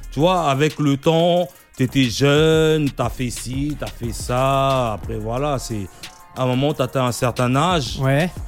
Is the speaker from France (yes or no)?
no; DR Congo; depuis moi je suis congolais, tu vois. Ouais quand tu es congolais, tu, tu, baignes dans la musique depuis que tu né.